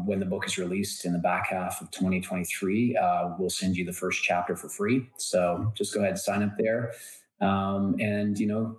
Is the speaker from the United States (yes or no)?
no; Canada; I am Canadian and I live in Canada